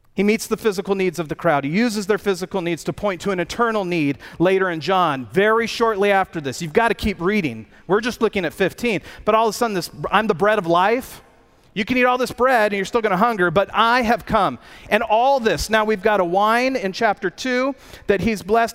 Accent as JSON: {"language": "English", "country": "United States", "said": "I'm an American."}